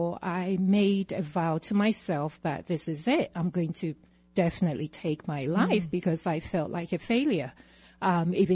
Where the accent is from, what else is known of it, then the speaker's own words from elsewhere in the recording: England, United Kingdom; accent: British; moved away as an adult; also born or lived in Ghana; now in Colorado, United States; I was born in Ghana and raised in England